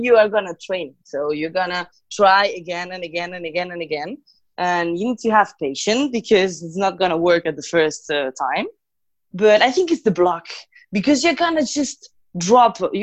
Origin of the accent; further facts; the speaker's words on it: Galicia, Spain; English is a second language; moved away as an adult; now in Paris, France; I'm from Galicia at base.